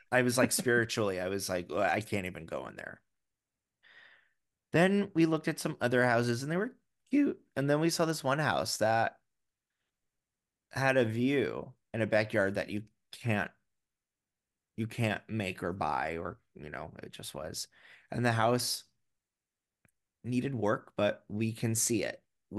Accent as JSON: {"language": "English", "town": "New York City", "region": "New York", "country": "United States", "said": "because I am a New Yorker and I am a proud New Yorker."}